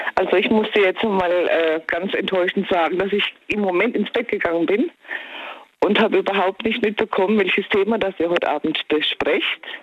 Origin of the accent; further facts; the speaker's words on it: Kronau, Baden-Württemberg, Germany; Ich komme aus Kronau.